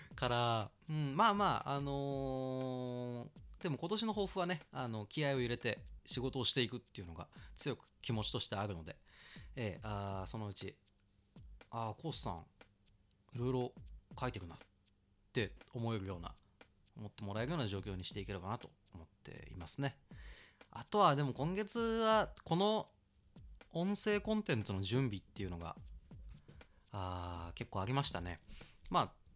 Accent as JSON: {"language": "Japanese", "town": "Kawasaki", "region": "Kanagawa", "country": "Japan", "tie": "born or raised there", "also_born_or_lived": "Setagaya, Tokyo", "moved": "yes", "lives_now": "Tokyo, Japan", "said": "出身地、えーっとね、神奈川県川崎市ですね。で、一時子供の頃世田谷に住んでて、で、今は東京に"}